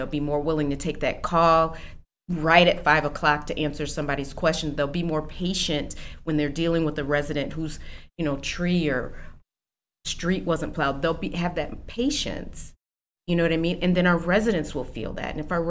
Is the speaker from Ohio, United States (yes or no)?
no; East Moline, Illinois, United States; moved away as an adult; also born or lived in Chicago; now in Aurora, United States; I was born in Chicago. Okay. But when I was 3, my family and I moved to the Quad Cities. So I actually was raised in East Moline, Illinois.